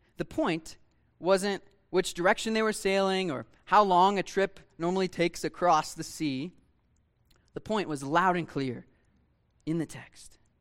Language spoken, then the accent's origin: English; Ohio, United States; I grew up in Ohio, Lake Erie